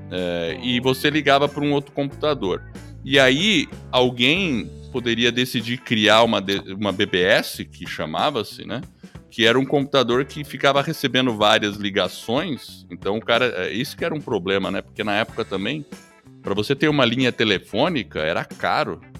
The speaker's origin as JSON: {"language": "Portuguese", "town": "New Haven", "region": "Connecticut", "country": "United States", "tie": "born there", "said": "Sim, eu nasci nos Estados Unidos. Eu nasci em New Haven, Connecticut é, três horas de Nova York. Eu sou gringo mesmo."}